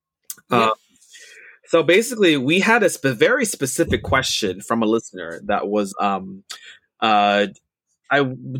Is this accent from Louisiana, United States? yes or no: yes; New Orleans, Louisiana, United States; I'm from New Orleans, Louisiana, and I'm a huge fan of your podcast.